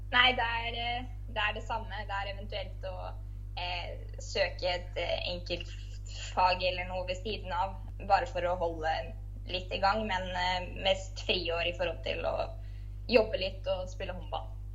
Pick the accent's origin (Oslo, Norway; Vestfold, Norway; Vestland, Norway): Vestfold, Norway; Larvik; kommer fra Larvik